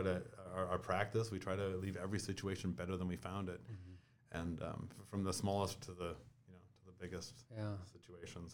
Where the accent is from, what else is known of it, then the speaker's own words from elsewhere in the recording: New Ulm, Minnesota, United States; I grew up in New Ulm, Minnesota, small town, youngest of 5 kids